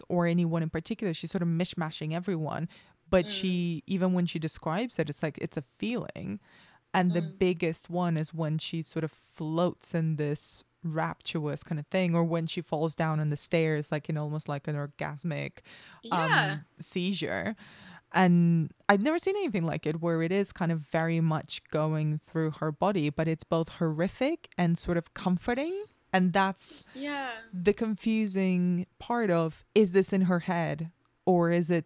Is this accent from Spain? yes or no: yes; Spain; I grew up in Spain, which is mostly Catholic anyway